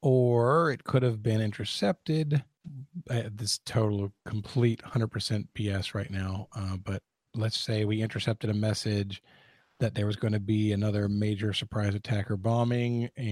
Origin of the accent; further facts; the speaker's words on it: United States; Being an American and not a well-educated American